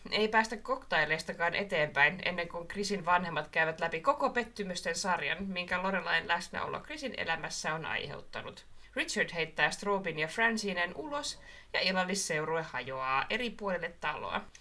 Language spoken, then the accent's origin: Finnish; Marttila, Southwest Finland, Finland; siis Marttila se, mistä mä oon kotoisin